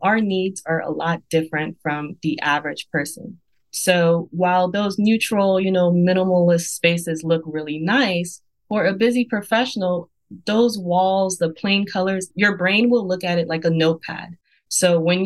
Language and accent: English; Nigeria; I'm Nigerian, and in my culture, we have fabrics, colors